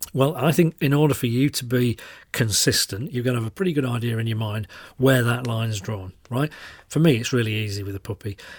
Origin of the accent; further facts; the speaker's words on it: Yorkshire and the Humber, United Kingdom; I'm a Yorkshireman